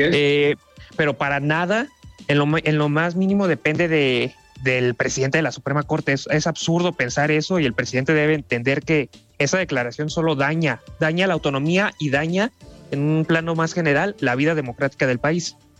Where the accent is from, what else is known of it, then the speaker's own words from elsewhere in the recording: Mexico; como mexicanos